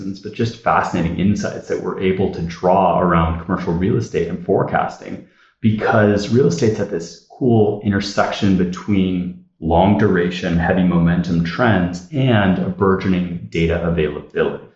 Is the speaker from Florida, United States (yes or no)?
no; Southern California, United States; I grew up in Southern California